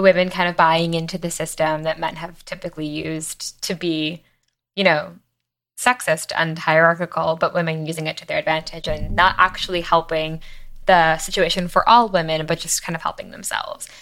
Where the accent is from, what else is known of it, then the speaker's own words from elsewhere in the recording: Long Island, New York, United States; I'm from Long Island, and I grew up in a place where being Jewish